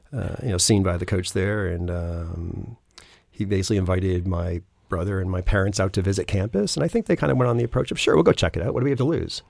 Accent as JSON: {"language": "English", "town": "Acton", "region": "Massachusetts", "country": "United States", "tie": "born or raised there", "said": "I grew up in Acton, went to Acton Boxborough"}